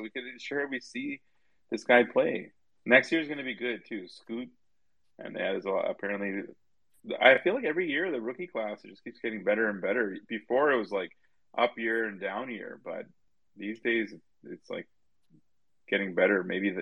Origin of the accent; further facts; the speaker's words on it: Edmonton, Alberta, Canada; friends where I grew up with in Edmonton